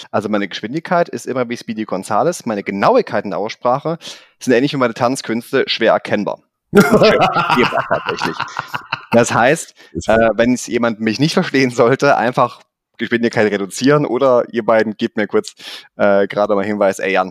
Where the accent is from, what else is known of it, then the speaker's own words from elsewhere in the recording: Germany; accent: mix of Swabian and Rhenish; now in Stuttgart, Germany; deswegen ist so mein Dialekt zwischen Schwäbisch manchmal und Rheinländisch und kann aber auch Hochdeutsch sprechen.